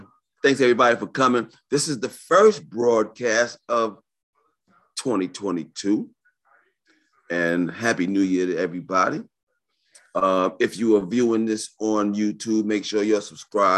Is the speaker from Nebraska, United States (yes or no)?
no; New York City, New York, United States; I was born and raised in New York City